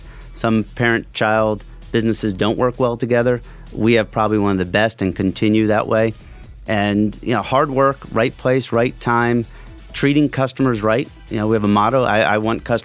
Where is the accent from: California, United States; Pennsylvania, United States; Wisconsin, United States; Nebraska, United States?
Pennsylvania, United States; Lehigh Valley; I'm a local boy, born and raised in the Valley, love the Valley